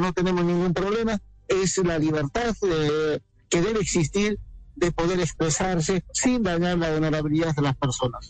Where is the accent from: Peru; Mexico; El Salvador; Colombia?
Peru; nuestro país